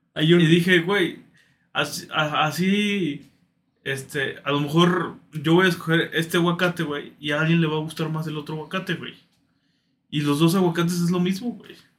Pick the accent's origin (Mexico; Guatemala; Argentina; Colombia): Mexico; crecer en un, en una casa que, pues, como muchos mexicanos, güey, que son católicos conservadores